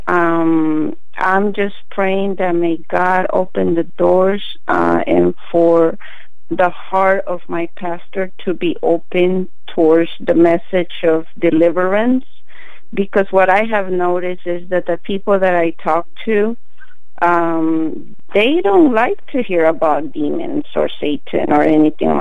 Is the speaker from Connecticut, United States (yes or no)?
no; Texas, United States; now in Oregon, United States; But I am from Texas. I was raised in Texas